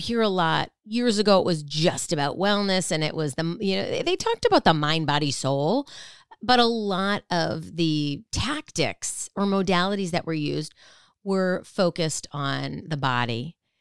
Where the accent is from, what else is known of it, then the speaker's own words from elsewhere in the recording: Minnesota, United States; I used to ice skate a lot, you know, growing up in Minnesota